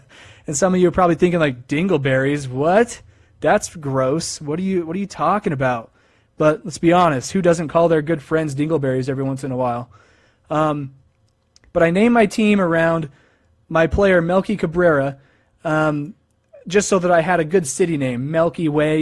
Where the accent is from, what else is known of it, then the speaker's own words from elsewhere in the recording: Idaho Falls, Idaho, United States; my hometown of Idaho Falls, Idaho